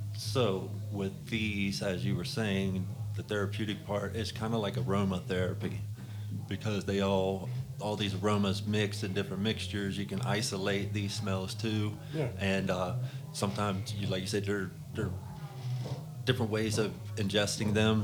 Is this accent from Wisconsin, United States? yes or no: no; West Virginia, United States; I'm from West Virginia